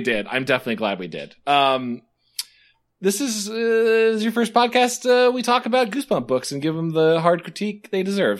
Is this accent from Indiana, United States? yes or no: yes; Indiana, United States; I'm from Indiana